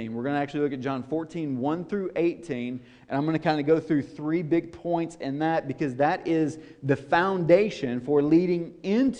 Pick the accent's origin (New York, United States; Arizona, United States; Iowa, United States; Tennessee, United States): Tennessee, United States; Nashville; I'm from Nashville, Tennessee